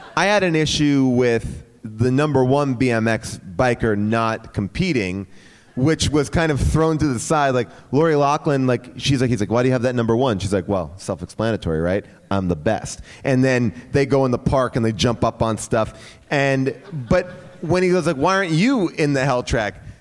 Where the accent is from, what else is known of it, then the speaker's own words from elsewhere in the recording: Bay Shore, New York, United States; moved away; my hometown